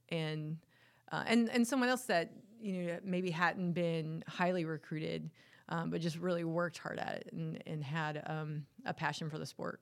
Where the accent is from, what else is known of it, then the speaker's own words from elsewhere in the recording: Winnebago, North Carolina, United States; also born or lived in Michigan; most of my life was spent, uh, uh, growing up in Winnebago, uh, in the house actually that my grandfather built